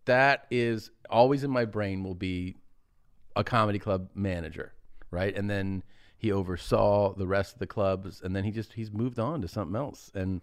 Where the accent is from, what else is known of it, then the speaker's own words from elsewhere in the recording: Ohio, United States; Wow, big endorsement, man, from my home state.